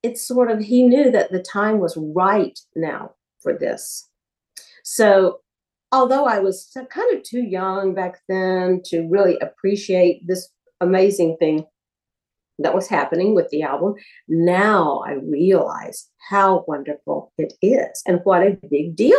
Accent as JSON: {"language": "English", "region": "Alabama", "country": "United States", "also_born_or_lived": "Los Angeles", "moved": "yes", "said": "I was from Alabama."}